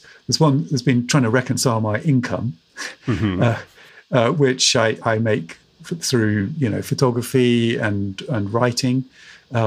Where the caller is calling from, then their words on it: Bath, South West England, United Kingdom; I'm calling in from Bath in the southwest of the United Kingdom